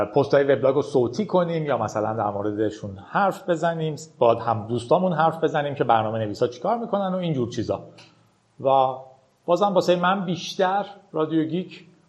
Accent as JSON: {"language": "Persian", "country": "Iran", "tie": "born or raised there", "said": "با اینترنت در ایران بزرگ شدیم"}